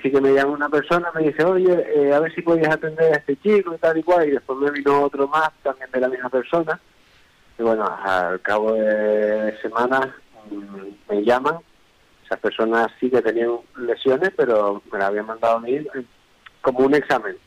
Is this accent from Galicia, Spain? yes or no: no; Tenerife, Canary Islands, Spain; nosotros somos de Tenerife